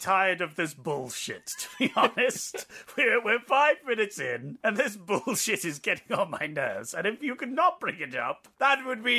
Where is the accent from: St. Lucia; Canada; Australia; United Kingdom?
Australia; I'm Australian.